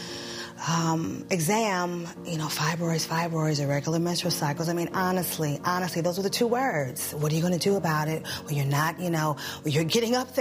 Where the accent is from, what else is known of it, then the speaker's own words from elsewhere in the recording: New York City, New York, United States; I'm from New York City